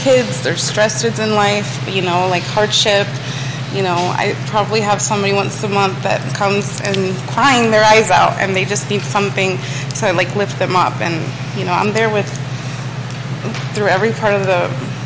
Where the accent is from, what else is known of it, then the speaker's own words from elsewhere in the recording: Copiague, New York, United States; now in Charlottesville, United States; I was born in Long Island.